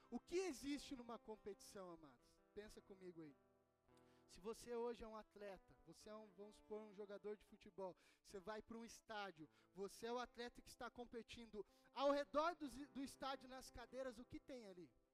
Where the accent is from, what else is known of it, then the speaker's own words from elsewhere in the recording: Brazil; eu falo sendo brasileiro